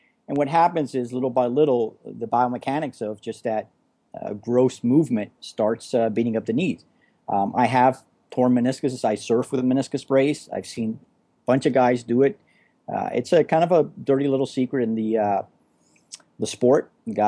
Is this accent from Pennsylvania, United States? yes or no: no; Florida, United States; also born or lived in California; I've been a Florida guy all my life and kind of bi-coastal, really. Between here in California, but I've never experienced that kind of winter before.